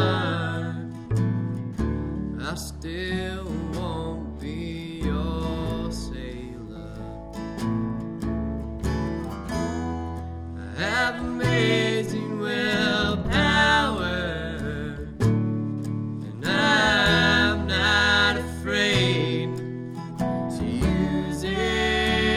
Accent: Columbia, Missouri, United States; from Columbia, Missouri

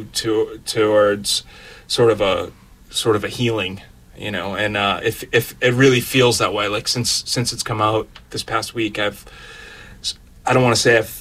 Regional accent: Boston, Massachusetts, United States; being a Bostonian

